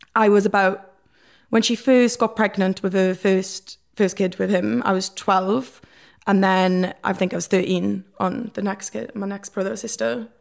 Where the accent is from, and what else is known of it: Port Talbot, Wales, United Kingdom; born or raised there